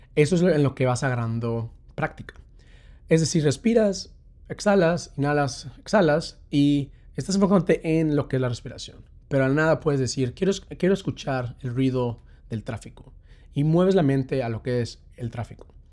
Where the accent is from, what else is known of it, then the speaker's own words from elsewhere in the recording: Mexico; now in London, United Kingdom; soy un mexicano que está viviendo aquí en Londres